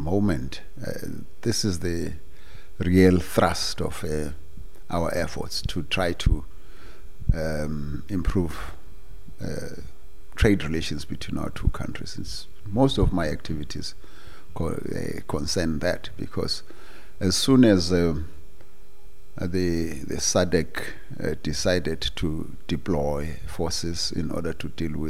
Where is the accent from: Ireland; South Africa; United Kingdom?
South Africa; moved away as an adult; now in Maputo, Mozambique; we are an English speaking country